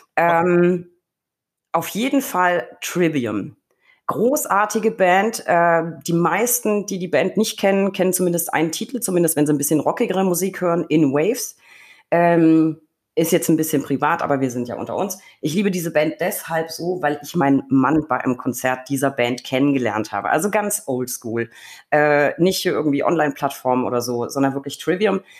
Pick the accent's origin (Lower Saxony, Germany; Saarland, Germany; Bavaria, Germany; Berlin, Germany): Bavaria, Germany; Franconia; ist es meine Heimat. Es ist Franken